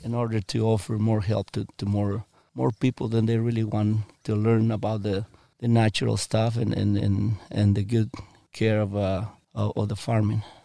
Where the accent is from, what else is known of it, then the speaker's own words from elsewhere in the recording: Michoacán, Mexico; English is a second language; also born or lived in Washington State; now in United States; I'm from Mexico